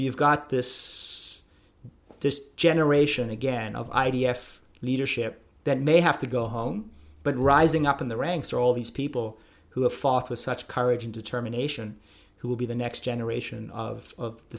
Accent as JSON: {"language": "English", "country": "United States", "said": "I'm an American"}